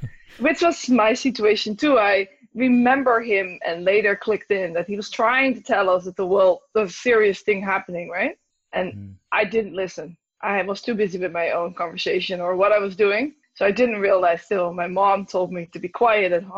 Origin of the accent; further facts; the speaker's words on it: Netherlands; English is a second language; moved away as an adult; also born or lived in Australia / Toronto, Canada; now in Canada; I'm originally from Holland, in Amsterdam as well, not as large